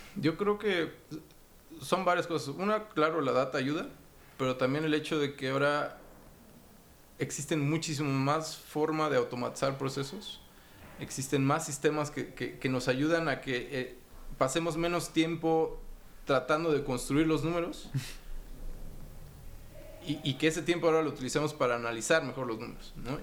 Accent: Mexico City, Mexico; also born or lived in Rotterdam, Netherlands / Panama; yo soy de México, soy mexicano, nací en la Ciudad de México en noviembre del 80

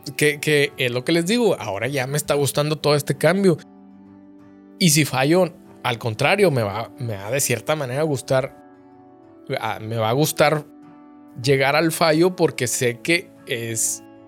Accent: Coahuila, Mexico; moved away as an adult; also born or lived in Saltillo, Mexico; now in Monterrey, Mexico; yo vengo de un pueblito, de una ciudad muy chiquita del estado de Coahuila

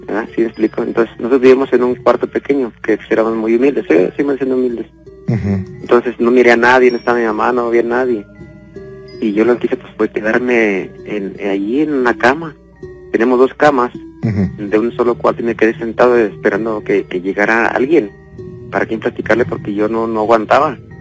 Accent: León, Guanajuato, Mexico; Yo soy de aquí de León, Guanajuato

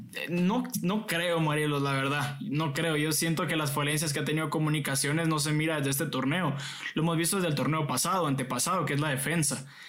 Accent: Guatemala; como chapines

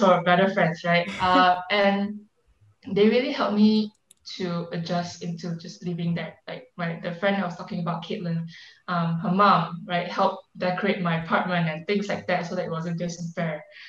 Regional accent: Malaysia; moved away as an adult

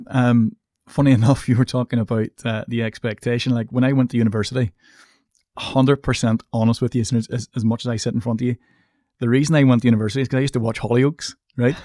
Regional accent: Coleraine, Northern Ireland, United Kingdom; I come from Coleraine, which is a relatively small town. I come from an estate.

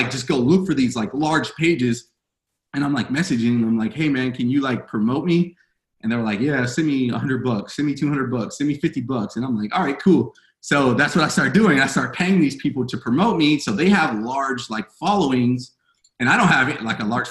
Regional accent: Fontana, California, United States; I'm from Fontana, California

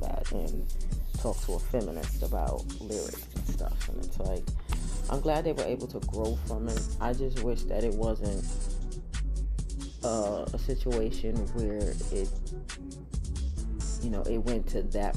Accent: United States; I'm American

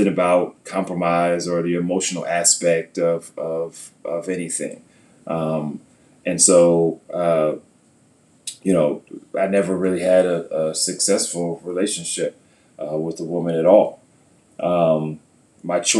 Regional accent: New York City, New York, United States; also born or lived in Syracuse, New York; I grew up in New York, Queens, New York, and Syracuse, New York

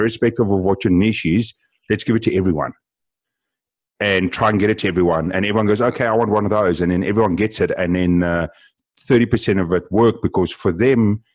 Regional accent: South Africa; being South African

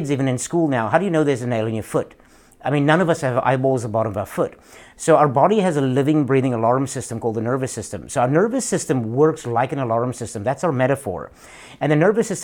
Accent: South Africa; moved away as an adult; now in United States; I live in the United States, so from South Africa originally

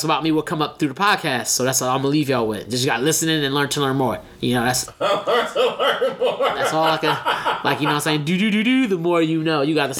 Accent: Philadelphia, Pennsylvania, United States; moved away as an adult; now in Phoenix, United States; 29. I am from Philly, so you're gonna hear that from time to time, but I currently reside in Phoenix.

